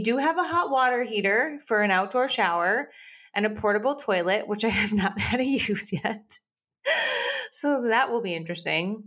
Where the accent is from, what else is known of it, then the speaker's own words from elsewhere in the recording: Minnesota, United States; moved away; I grew up in Minnesota.